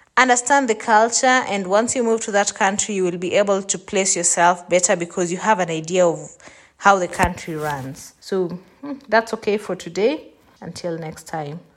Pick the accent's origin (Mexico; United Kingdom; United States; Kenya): Kenya; moved away as an adult; now in Germany; I had stayed for twenty-eight years in Kenya. So basically, I was and I'm still Kenyan